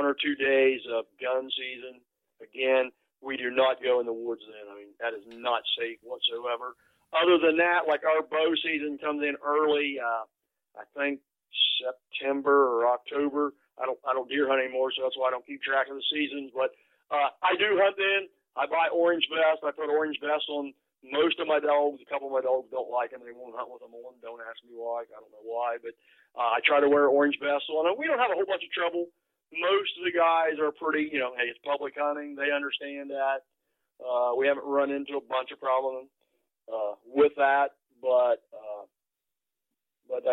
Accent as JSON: {"language": "English", "town": "Sarahsville", "region": "Ohio", "country": "United States", "tie": "born or raised there", "said": "I'm from Noble County, which is Sarasville, Ohio. Lived here my whole life since I've been born."}